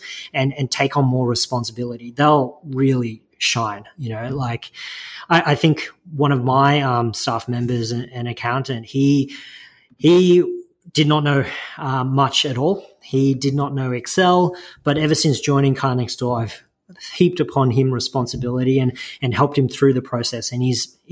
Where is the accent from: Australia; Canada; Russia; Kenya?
Australia; Melbourne, Victoria; also born or lived in China; I was born in China, and I came to Australia when I was about two, down in Melbourne. And I grew up there